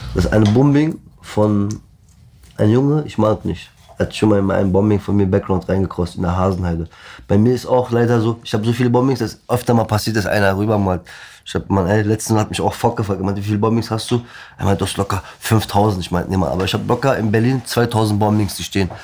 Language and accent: German; Black Sea Region, Turkey; moved away; bei mir am Schwarzen Meer, wo ich herkomme aus der Türkei